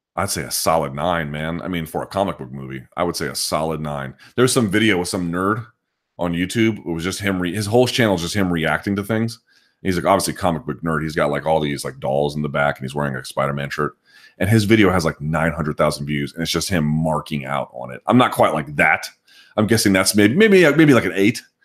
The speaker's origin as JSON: {"language": "English", "country": "United States", "said": "I'm American"}